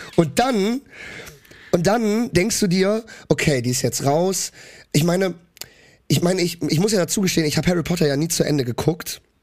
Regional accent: Cologne, North Rhine-Westphalia, Germany; ich komme aus Köln. Äh, normal. Wir Kölner oder generell aus N R

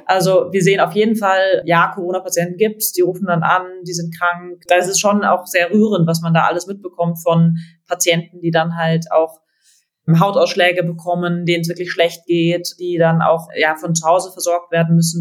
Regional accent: Freiburg, Baden-Württemberg, Germany; also born or lived in Berlin; now in Munich, Germany; ich komme aus Freiburg, meine Familie sind alle Ärzte

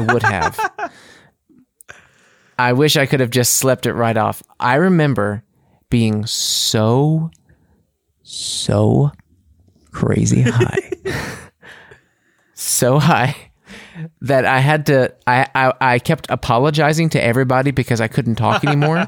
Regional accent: United States; moved away as an adult; now in Munich, Germany; as an American

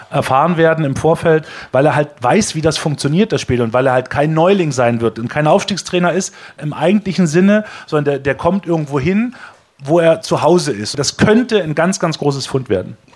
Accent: Niesky, Saxony, Germany; Wir haben ja da dieses unfassbare Pokalspiel aus Niski übertragen, aus meiner Heimat

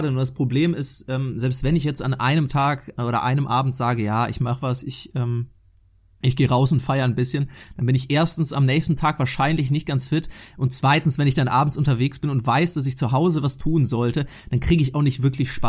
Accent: Cologne, North Rhine-Westphalia, Germany; Ja, wir wissen ja beide, Daniel und ich, wir sind, wir sind echte Kölsche Jungs.

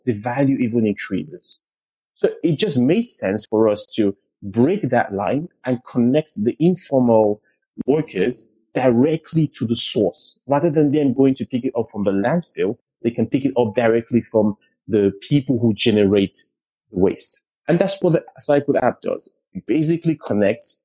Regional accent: Lagos, Nigeria; Nigeria is my home country, and I grew up in the south of Lagos

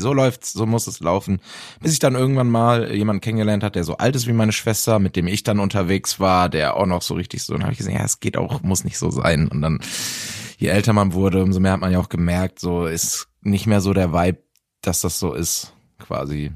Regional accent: Bielefeld, North Rhine-Westphalia, Germany; in Bielefeld in meiner Heimatstadt

